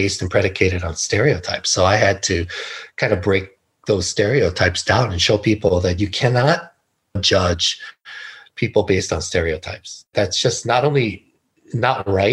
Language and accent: English; Hawaii, United States; moved away; also born or lived in California; I was born and raised in Hawaii